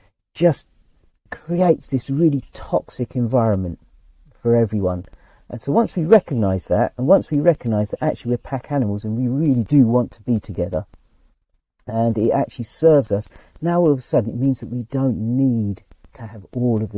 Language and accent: English; England, United Kingdom; I was born in England, but I'm not English.